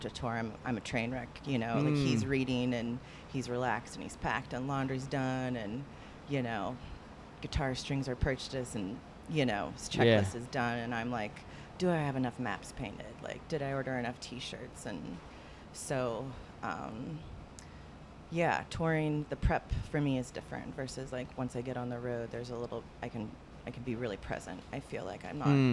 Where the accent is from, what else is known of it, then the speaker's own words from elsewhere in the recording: Silicon Valley, Bay Area, California, United States; growing up in Silicon Valley, that was, you know, Google and Facebook